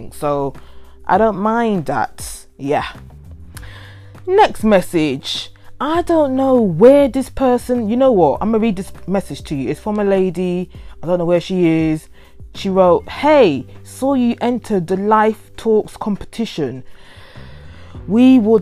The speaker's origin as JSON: {"language": "English", "country": "United Kingdom", "tie": "born or raised there", "said": "I am not born in that country, because I am born in the UK, but my parents are from that country."}